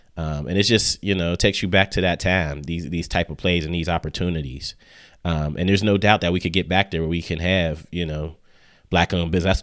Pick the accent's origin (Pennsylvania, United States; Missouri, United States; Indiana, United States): Pennsylvania, United States; Pittsburgh; growing up in Pittsburgh